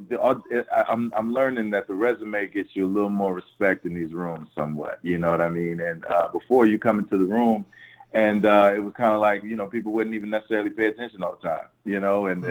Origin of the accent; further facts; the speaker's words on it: Willingboro, New Jersey, United States; also born or lived in Camden, New Jersey; I was born in Camden, New Jersey, but I, I was raised in a, in a, in a place called Willingboro, New Jersey.